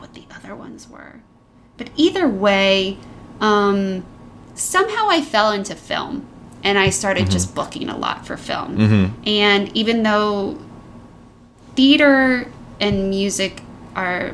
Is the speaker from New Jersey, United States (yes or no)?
yes; New Jersey, United States; moved away as an adult; now in New York, United States; I'm originally from New Jersey.